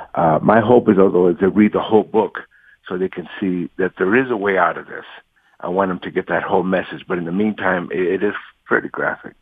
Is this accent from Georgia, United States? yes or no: no; Los Angeles, California, United States; I grew up in Watts and East